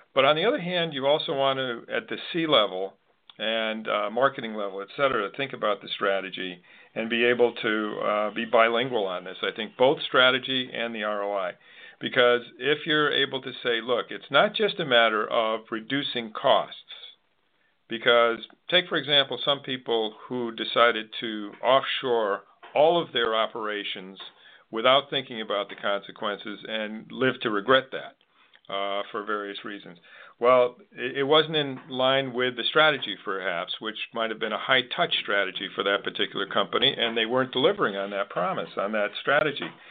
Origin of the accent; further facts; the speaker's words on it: Manchester, Connecticut, United States; moved away; I'm from Manchester, Connecticut originally, so I'm a Mancunian